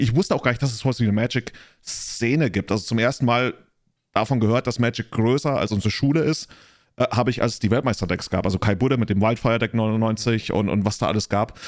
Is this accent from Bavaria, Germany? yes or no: yes; near Freising, Bavaria, Germany; Ich komme aus Neufan, das ist in der Nähe von Freising